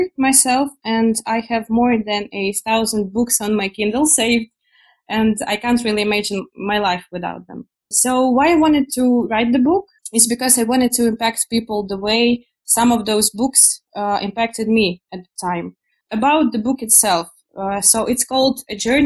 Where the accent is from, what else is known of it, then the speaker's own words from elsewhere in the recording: Ukraine; also born or lived in Poland; I am originally from Ukraine.